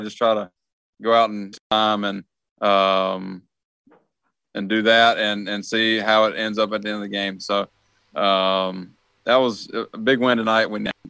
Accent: Kansas City, United States; My family's from, I'm from Kansas City. I went to school a little bit south of Joplin.

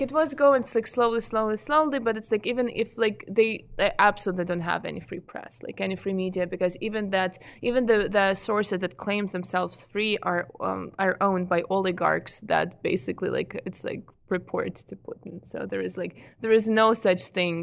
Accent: Ukraine; English is a second language; moved away as an adult; I am an immigrant from Ukraine. I came here seven and a half years ago.

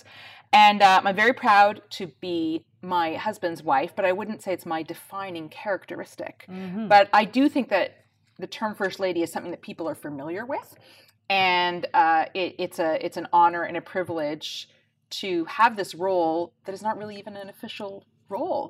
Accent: Canada; moved away as an adult; also born or lived in United Kingdom; now in Iceland; As you can probably tell from my accent, I grew up in Canada, in a different country. I've lived in Iceland for 20 years, with 5 years here in the UK before that.

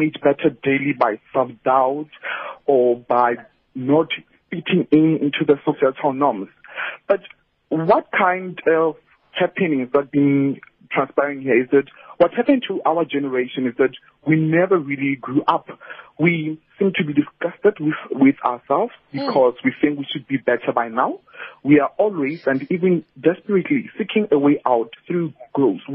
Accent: South Africa; as South African

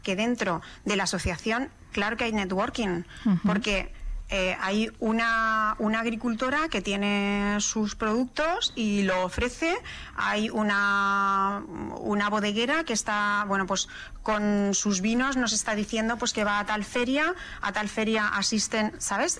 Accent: Madrid, Community of Madrid, Spain; also born or lived in Socuéllamos, Ciudad Real, Castilla-La Mancha; yo soy manchega, nací en un pueblo de La Mancha, que es Socuéllamos, desde la provincia de Ciudad Real, pero luego me crié en Madrid

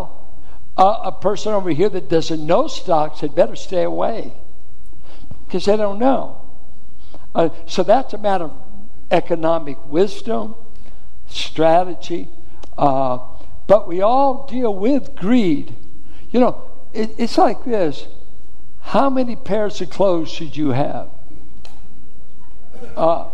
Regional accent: Richmond, California, United States; I grew up in Richmond schools in the Iron Triangle

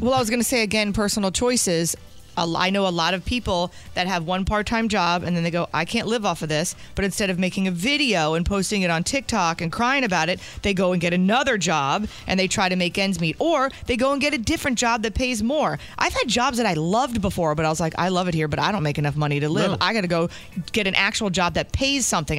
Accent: New Jersey, United States; I'm from Jersey

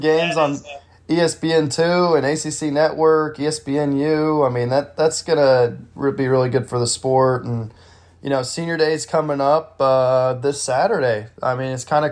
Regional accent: Texas, United States; I'm from Texas

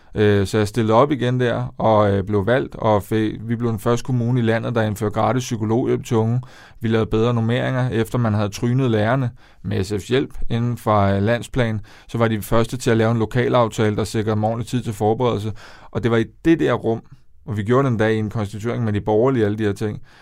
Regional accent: Denmark; moved away as an adult; also born or lived in Copenhagen; jeg skal tilbage til der, hvor jeg kommer fra. Jeg skal, jeg skal tilbage til provinsen

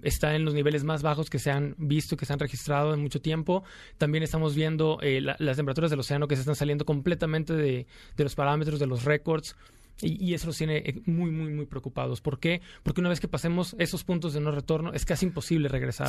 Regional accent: Veracruz, Mexico; Yo soy de, la, de Veracruz, del puerto

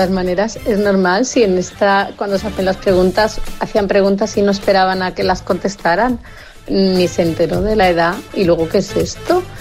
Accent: Extremadura, Spain; porque yo soy de Extremeña, y hacíamos la matanza y siempre se hacía la matanza el día 8, el día de la Inmaculada Concepción.

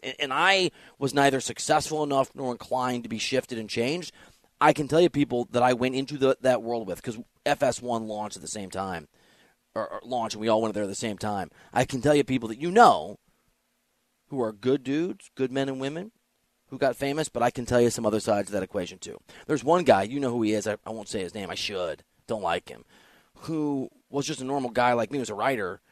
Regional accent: Dubuque, Iowa, United States; now in Los Angeles, United States; I grew up in Iowa.

